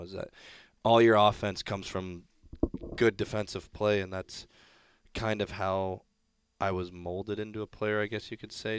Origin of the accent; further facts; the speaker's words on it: Columbus, Ohio, United States; moved away; also born or lived in Hartford, Connecticut / Brampton, Ontario; born in Hartford. But, um, yeah, Columbus, I'd say, is, uh, my hometown just outside of Columbus